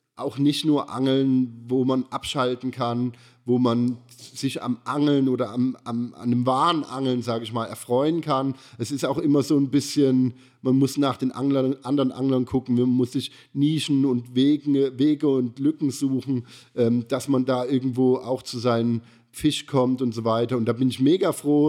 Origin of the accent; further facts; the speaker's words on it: Germany; now in Karlsruhe, Germany; ich bin ja am Neckar so ein bisschen groß geworden, zwar nicht direkt am Neckar, aber ich hatte so eine halbe Stunde Fahrzeit